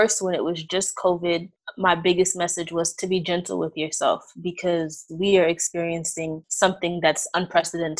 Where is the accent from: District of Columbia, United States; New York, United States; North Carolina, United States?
New York, United States; New York City; now in Maryland, United States